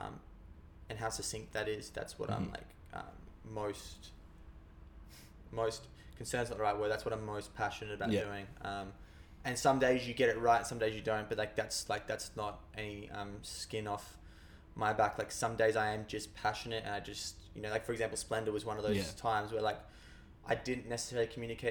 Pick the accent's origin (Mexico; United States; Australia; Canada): Australia; we as the Australian people